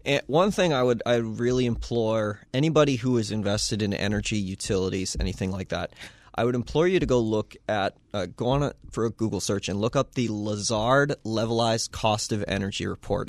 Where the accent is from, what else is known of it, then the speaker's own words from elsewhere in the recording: United States; we in the United States, a, as American investors